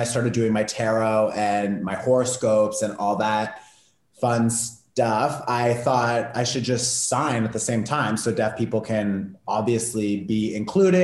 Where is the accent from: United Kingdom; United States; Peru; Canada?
Canada; Toronto, Ontario; moved away as an adult; now in Portugal; I live in Portugal now. I'm from Canada, Toronto